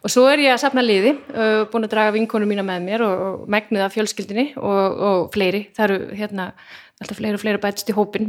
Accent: Garðabær, Capital Region, Iceland; þetta var raunverulega sveit þegar ég ólst upp, ég ólst upp á sagt, no, hérna, garða, ekki garðaholtinu þannig upp á raunsholtinu

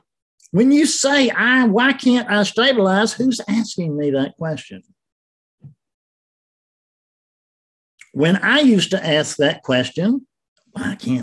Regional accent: Columbia, South Carolina, United States; I was born in Columbia Hospital in Columbia, South Carolina

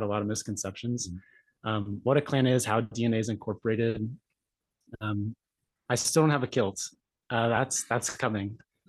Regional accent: San Francisco Bay Area, California, United States; born or raised there

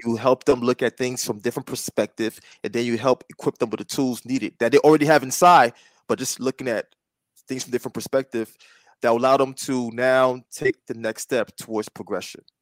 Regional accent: East Coast, United States; East Coast, you know, we both native East

